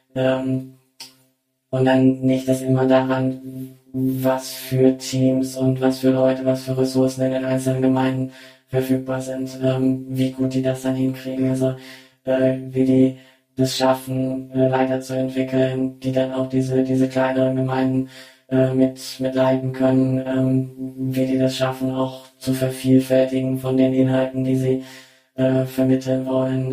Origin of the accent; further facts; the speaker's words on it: Germany; moved away as an adult; now in China; ich bin ja als, äh, Deutsche